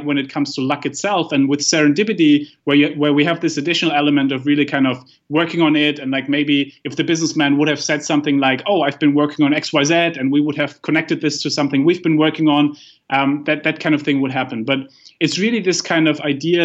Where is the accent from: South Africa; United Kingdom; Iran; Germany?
Germany; moved away; I come from Germany